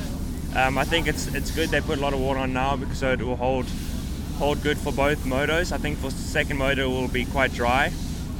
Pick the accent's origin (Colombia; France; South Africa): South Africa; Cape Town, Western Cape; moved away; also born or lived in Port Elizabeth, South Africa; I was born in Port Elizabeth, and I raced there until we moved to Cape Town, I think when I was 6